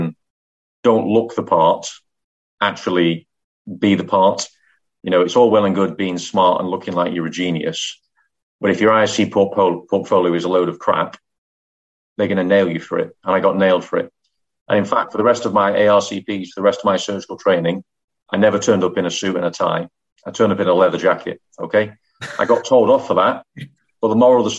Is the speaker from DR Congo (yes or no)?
no; Manchester, North West England, United Kingdom; moved away as an adult; also born or lived in London / Middlesbrough / Leeds; I'm from Manchester.